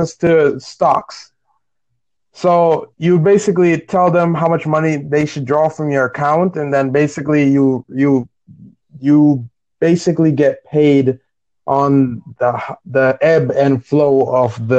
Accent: New York, United States; I am from New York

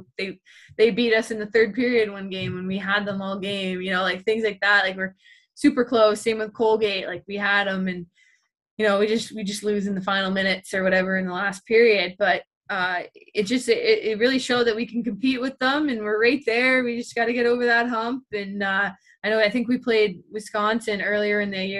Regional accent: Ottawa, Ontario, Canada; moved away; also born or lived in Syracuse; my hometown of Ottawa

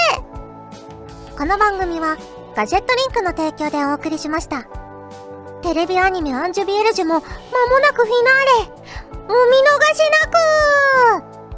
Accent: Kyushu, Fukuoka, Japan; now in Tokyo, Japan; 私、九州、福岡出身

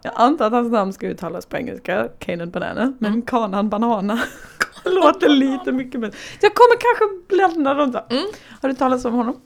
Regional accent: Småland, Sweden; Jag kommer ju från Småland.

